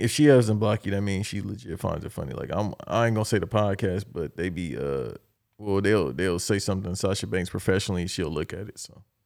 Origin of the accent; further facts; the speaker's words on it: Los Angeles, California, United States; I'm from Los Angeles